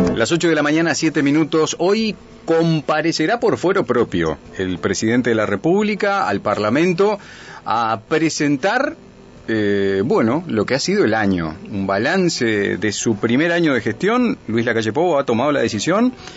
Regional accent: Uruguay; todos somos uruguayos

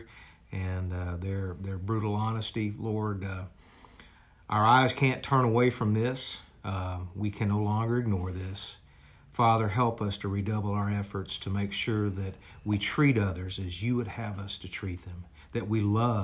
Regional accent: Dallas, Texas, United States; I grew up here in John Wiley Price in Dallas, Texas

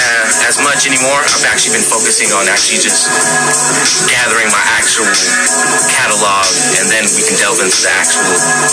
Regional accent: United States; I'm from the Navajo Reservation

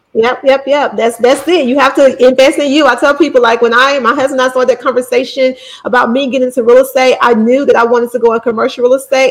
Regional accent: Bessemer, Alabama, United States; I'm from Bessemer. Bessemer's my hometown.

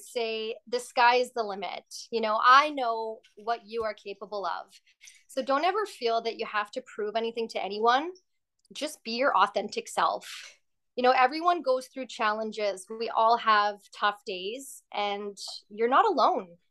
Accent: Surrey, British Columbia, Canada; also born or lived in Burnaby, British Columbia; now in Vancouver, Canada; I was born in Burnaby, BC, and grew up in Surrey with my brother Marco

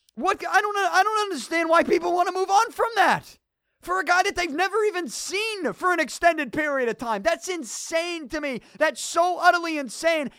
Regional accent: Boston, Massachusetts, United States; I'm from Boston. I love this city. I'm born and raised here

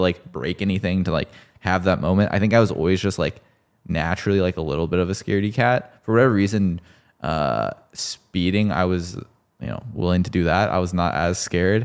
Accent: Texas, United States; I played football 'cause I grew up in Texas

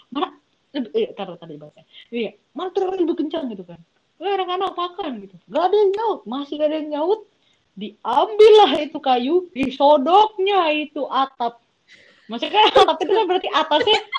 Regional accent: Makassar, South Sulawesi, Indonesia; Bro, malu nggak gue orang Makassar jadi makanya suara kayak gini

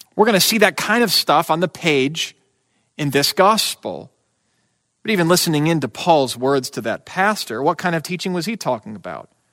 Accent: United States

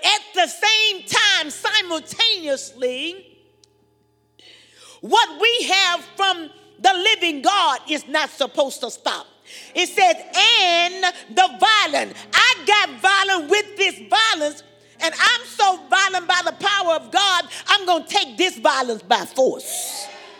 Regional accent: Louisiana, United States; I'm from Louisiana, boudin and cracklings, pecan pie, gumbo

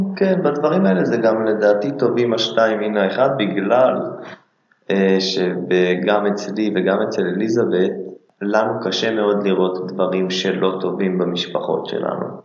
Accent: Israel; אנחנו גם ישראלים בסוף

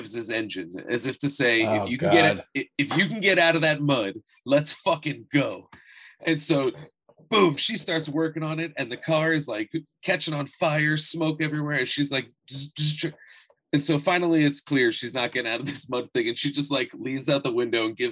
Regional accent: New Jersey, United States; I grew up in South Jersey

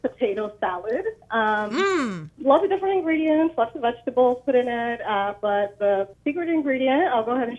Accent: Boston, Massachusetts, United States; now in Portland, United States; I am from Boston, but living in Portland right now.

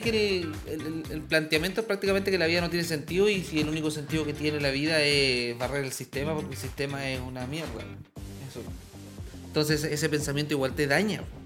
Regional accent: Coyhaique, Aysén, Chile; en el sur, yo soy patagón, yo soy de Coyhaique

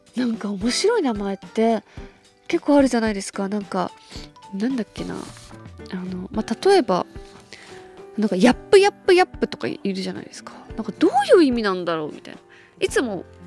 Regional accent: Hokkaido, Japan; 北海道出身だから

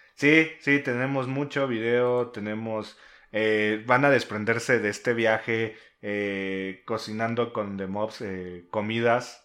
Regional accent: Mexico City, Mexico; somos este, de la Ciudad de México

